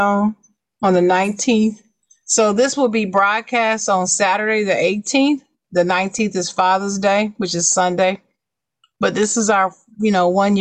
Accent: United States; my hometown, the Gem City

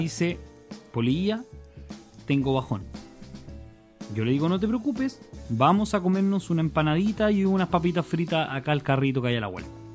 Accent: Santa Cruz, O'Higgins, Chile; Yo, como ciudadano de provincia, de la comuna de Santa Cruz, de la sexta región

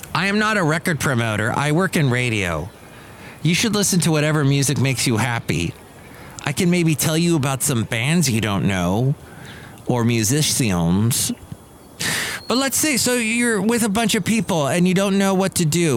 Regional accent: California, United States; also born or lived in Ventura, California; growing up in California, living in California

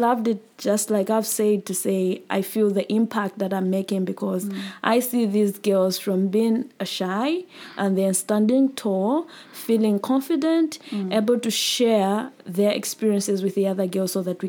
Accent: Chipata, Eastern Province, Zambia; moved away as an adult; now in Mfuwe, Zambia; I was born and raised in Chipata, the next town, which is about 120 kilometers from Mfuwe.

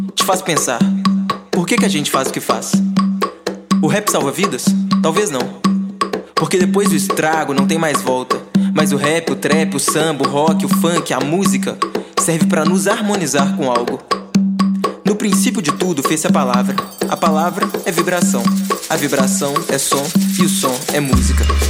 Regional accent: Belo Horizonte, Minas Gerais, Brazil; sou de Belo Horizonte

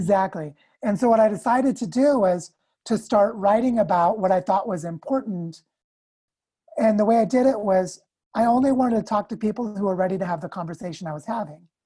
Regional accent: United States; I'm also from the United States

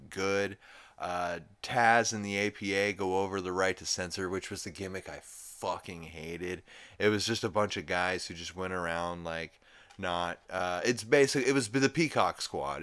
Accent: New Orleans, Louisiana, United States; I'm from New Orleans

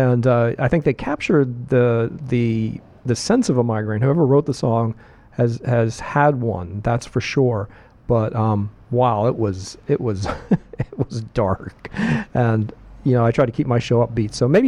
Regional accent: Pittsburgh, Pennsylvania, United States; I grew up in Pittsburgh, and in Pittsburgh, it's all about football.

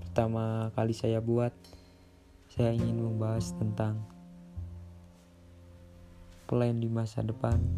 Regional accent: Temanggung, Central Java, Indonesia; Asal saya dari Kabupaten Temanggung, Jawa Tengah

